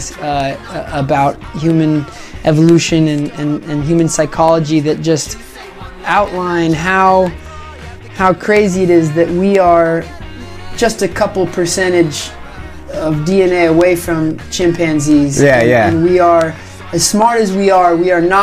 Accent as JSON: {"language": "English", "town": "Woodinville", "region": "Washington", "country": "United States", "tie": "born or raised there", "moved": "as an adult", "lives_now": "Southern California, United States", "said": "I grew up in the Seattle area, east of Seattle, in a little town called Woodinville, Washington"}